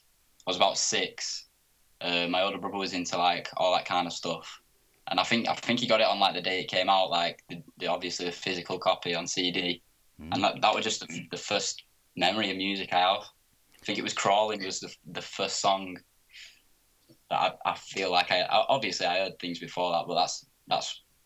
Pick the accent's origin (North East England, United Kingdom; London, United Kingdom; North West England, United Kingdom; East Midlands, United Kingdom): North West England, United Kingdom; Oldham; because I'm from Oldham, so it's about 20 minutes out of Manchester.